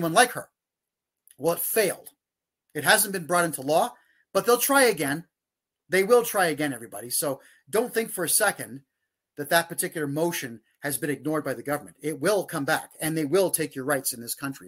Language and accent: English; Mississauga, Ontario, Canada; my hometown of Mississauga